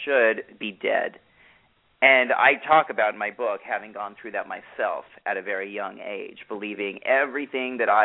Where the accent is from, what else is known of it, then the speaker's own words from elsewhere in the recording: New York, United States; I'm a New Yorker